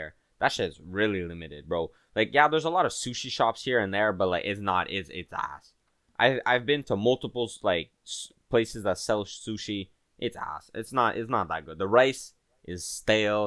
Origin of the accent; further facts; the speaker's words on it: Quebec, Canada; I'm from Quebec